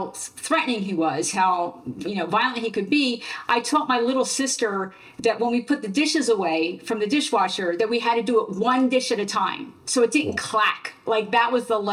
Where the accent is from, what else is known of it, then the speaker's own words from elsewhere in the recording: Central New Jersey, United States; also born or lived in Philadelphia, Pennsylvania; I grew up in New Jersey